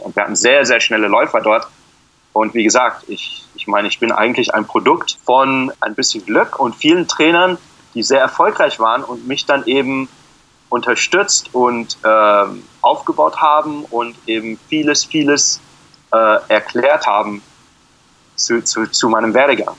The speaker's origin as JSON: {"language": "German", "town": "Frankfurt am Main", "region": "Hesse", "country": "Germany", "tie": "born or raised there", "moved": "as an adult", "lives_now": "Phoenix, United States", "said": "Ich bin in Frankfurt geboren"}